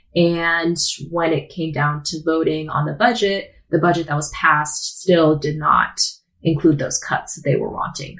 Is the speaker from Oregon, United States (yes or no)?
yes; Portland, Oregon, United States; I'm from Portland, born and raised